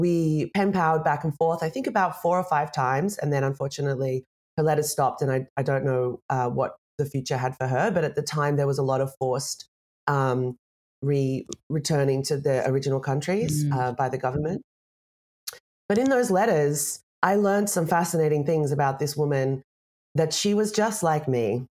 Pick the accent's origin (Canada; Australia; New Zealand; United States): Australia; moved away; I'm Australian. I don't live in Australia anymore, but I love Australia. I grew up there.